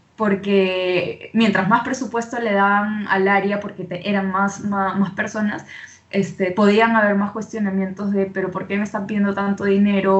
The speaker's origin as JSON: {"language": "Spanish", "country": "Peru", "also_born_or_lived": "Venezuela", "accent": "Venezuelan", "moved": "yes", "said": "soy de, de Perú. Eh, como te comentaba antes, he vivido en Venezuela muchos años"}